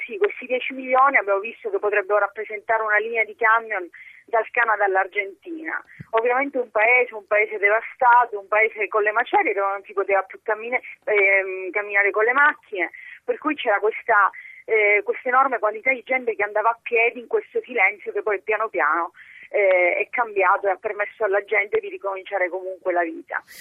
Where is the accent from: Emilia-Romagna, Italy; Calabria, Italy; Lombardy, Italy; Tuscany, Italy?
Calabria, Italy; per la mia terra, per la Calabria